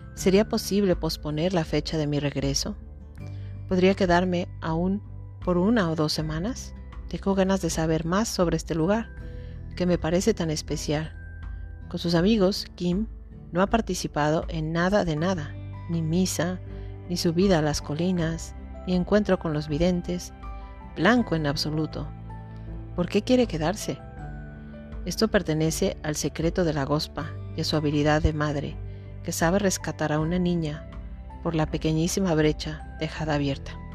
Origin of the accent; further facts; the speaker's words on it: Mexico; yo soy de México